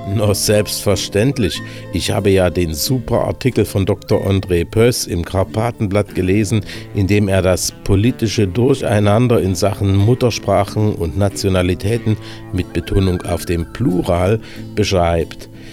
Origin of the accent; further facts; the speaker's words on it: Germany; first language German; now in Slovakia; mich als Deutscher mit slowakischem Aufenthaltsausweis